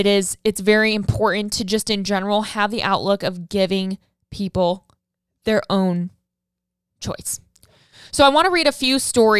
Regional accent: Saskatchewan, Canada; now in Ottawa, Canada; I'm originally from Saskatchewan, but was living in Ottawa, Ontario at the time in Canada.

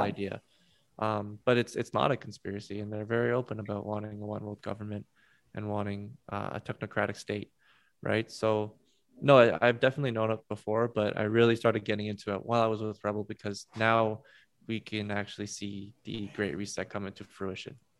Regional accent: Alberta, Canada; I'm from Alberta and my parents are in Ontario

